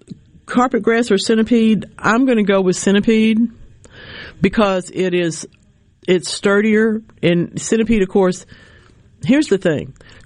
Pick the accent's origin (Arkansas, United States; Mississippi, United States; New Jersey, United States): Mississippi, United States; I was raised in South Rankin County in a farming family.